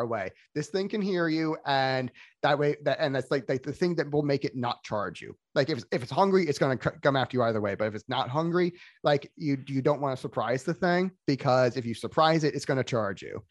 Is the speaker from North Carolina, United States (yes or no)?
no; Florida, United States; I was raised in Florida